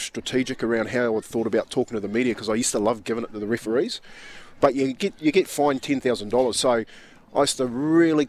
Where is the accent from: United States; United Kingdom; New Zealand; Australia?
New Zealand; I'm black, man. I'm a Kiwi